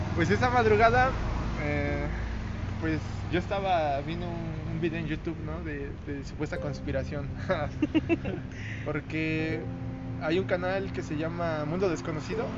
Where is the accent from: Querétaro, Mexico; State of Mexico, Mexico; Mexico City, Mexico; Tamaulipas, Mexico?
State of Mexico, Mexico; Toluca; Somos aquí originarios de Toluca